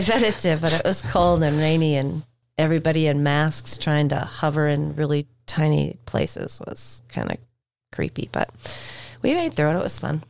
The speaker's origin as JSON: {"language": "English", "town": "Duluth", "region": "Minnesota", "country": "United States", "tie": "born or raised there", "said": "I grew up in Duluth"}